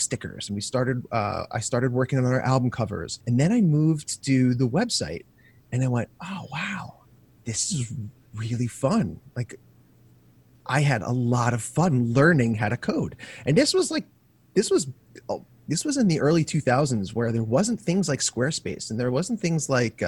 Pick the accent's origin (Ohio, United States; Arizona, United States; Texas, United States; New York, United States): New York, United States; Long Island; I was born and raised in Long Island.